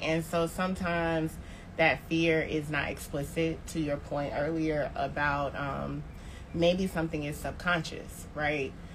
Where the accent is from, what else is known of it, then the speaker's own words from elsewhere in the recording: Tallahassee, Florida, United States; also born or lived in New Orleans, Louisiana; now in Atlanta, United States; I am from Tallahassee, Florida, and at this point, um, I live in Atlanta, Georgia, but recently moved from